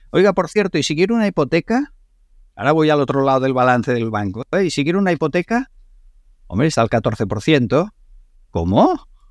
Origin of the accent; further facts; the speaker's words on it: Spain; yo cuando iba a Nueva York y decía que era de España